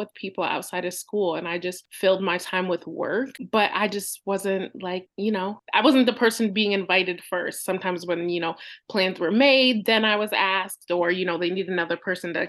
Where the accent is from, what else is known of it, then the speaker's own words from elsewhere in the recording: Michigan, United States; moved away as an adult; also born or lived in Detroit, Michigan; now in Pennsylvania, United States; I was born in Detroit, Michigan, and in the United States, and I was raised about an hour north in a very small white town. Grew up there for 18 years